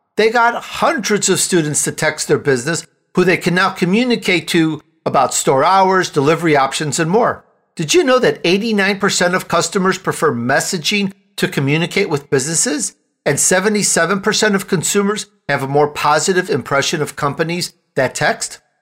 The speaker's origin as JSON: {"language": "English", "town": "Chicago", "region": "Illinois", "country": "United States", "tie": "born or raised there", "said": "I grew up in Chicago."}